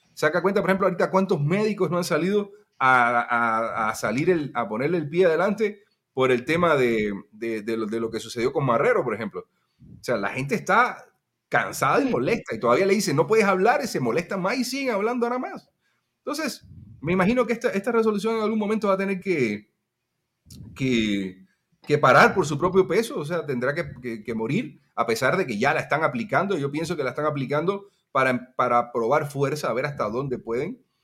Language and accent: Spanish; Cuba; somos cubanos